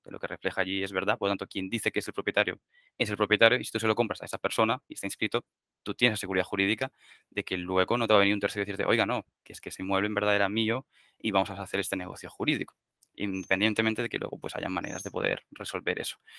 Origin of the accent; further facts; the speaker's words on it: Barcelona, Catalonia, Spain; moved away as an adult; now in Madrid, Spain; yo soy de Barcelona